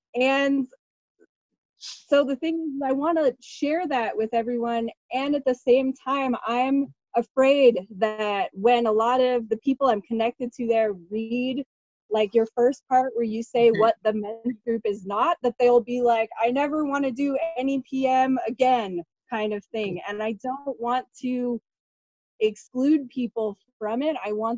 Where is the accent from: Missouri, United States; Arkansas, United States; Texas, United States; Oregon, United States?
Oregon, United States; Portland; you know, I'm from Portland, Oregon, originally. So I don't know if you know what that place is like, but.